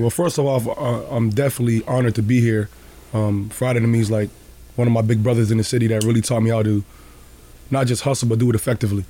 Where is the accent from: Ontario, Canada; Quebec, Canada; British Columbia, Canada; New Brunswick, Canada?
Ontario, Canada; Toronto; also born or lived in Juarez, Mexico; I grew up in Rexdale.